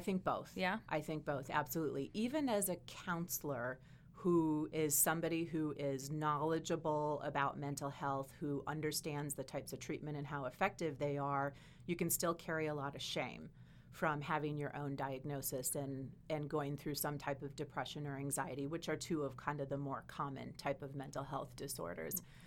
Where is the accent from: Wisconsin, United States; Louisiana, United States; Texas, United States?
Wisconsin, United States; I'm from Wisconsin